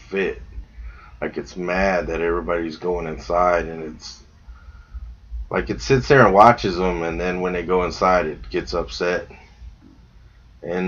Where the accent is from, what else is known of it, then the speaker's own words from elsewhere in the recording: Texas, United States; we're being from Texas, we're heavily armed